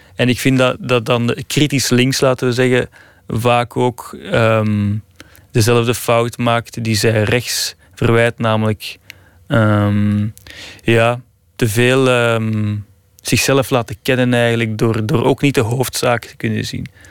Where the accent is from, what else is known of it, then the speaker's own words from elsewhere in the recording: Flanders, Belgium; moved away as an adult; now in Italy; ik als Belg